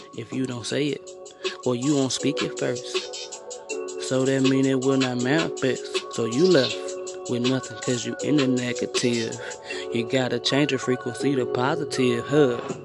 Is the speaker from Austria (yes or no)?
no; East St. Louis, Illinois, United States; I'm from East St.